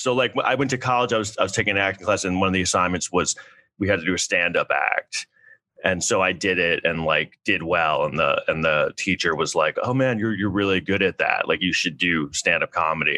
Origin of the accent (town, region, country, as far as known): New York City, New York, United States; born or raised there; also born or lived in Southampton, Long Island